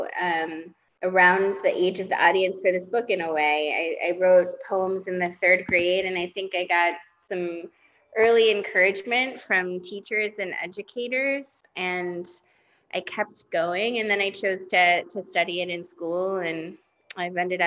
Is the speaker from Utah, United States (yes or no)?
yes; Salt Lake City, Utah, United States; moved away as an adult; now in New York City, United States; I grew up in Salt Lake City, Utah